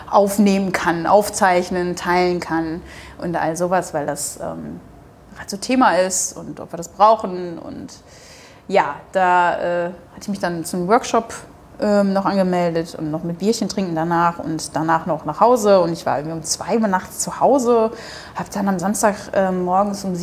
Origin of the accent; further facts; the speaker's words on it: Hamburg, Germany; ich bin in Hamburg, ich komme aus Hamburg